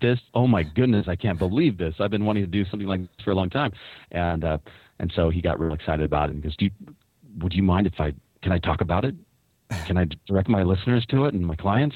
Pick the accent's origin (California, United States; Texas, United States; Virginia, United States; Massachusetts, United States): California, United States; Newport Beach; now in Washington, United States; I grew up in Newport Beach, California